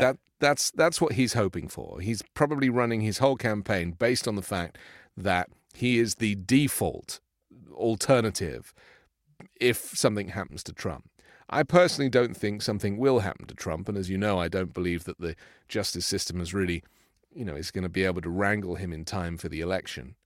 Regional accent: United Kingdom; moved away; from my home country

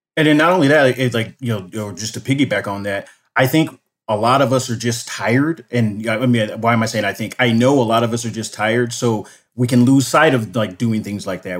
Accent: Los Angeles, California, United States; moved away as an adult; now in Tucson, United States; I grew up in Los Angeles at, you know, during the eighties and nineties

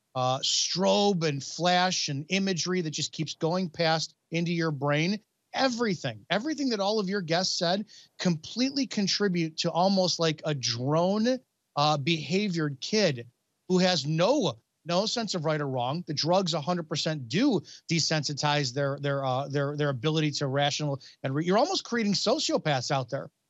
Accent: Chicago, Illinois, United States; I'm from the Chicago area

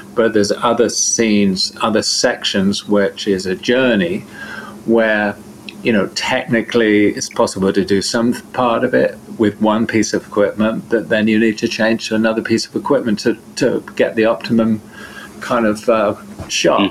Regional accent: Devon, South West England, United Kingdom; I'm from Devon, in southern England

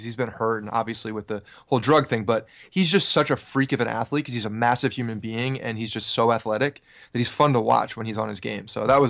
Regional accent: Ridgewood, New Jersey, United States; I grew up in Ridgewood, New Jersey in Bergen County.

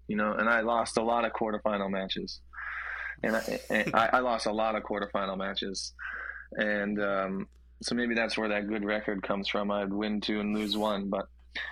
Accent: Columbus, Ohio, United States; also born or lived in Cincinnati, Ohio; I grew up in Columbus.

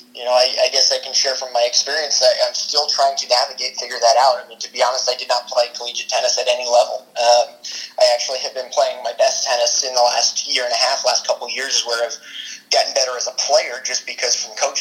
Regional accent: Bloomington, Indiana, United States; as a kid growing up in Bloomington

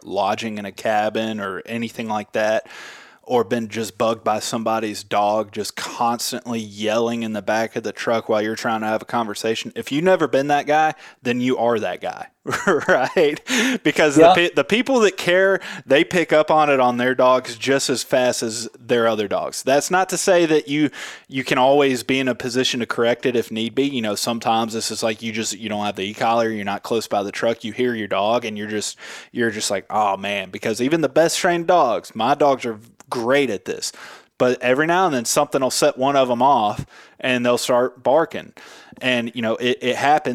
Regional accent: Memphis, Tennessee, United States; I'm from Memphis, Tennessee

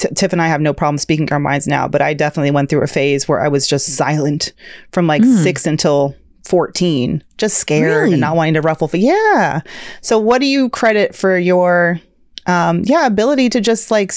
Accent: Georgia, United States; I grew up in Georgia

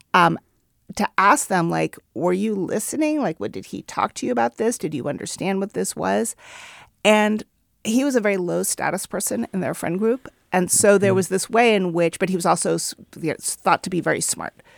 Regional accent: Oakland, California, United States; my hometown of Oakland

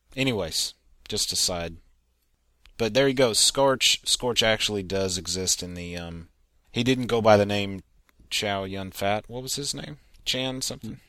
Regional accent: Texas, United States; as a Texan

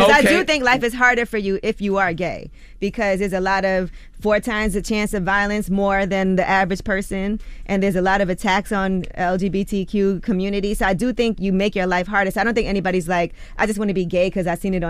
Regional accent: New York, United States; I'm from New York, so I've seen it all.

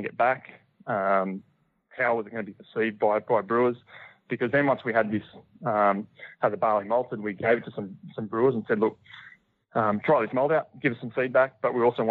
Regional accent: Bright, Victoria, Australia; over here in my hometown

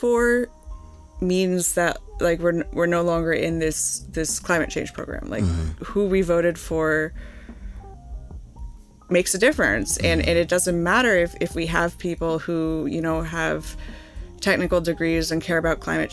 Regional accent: Holmdel, New Jersey, United States; I grew up in Holmdel in Monmouth County

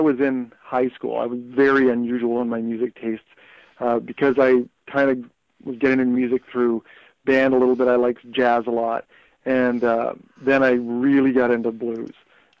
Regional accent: Thunder Bay, Ontario, Canada; I grew up in Thunder Bay, it didn't seem like there would be a lot of opportunity.

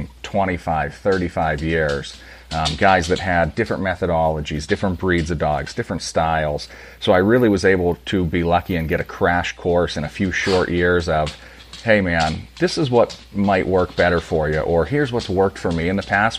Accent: Pennsylvania, United States; Born and raised in Pennsylvania. I am in St. Mary's, which is middle of nowhere.

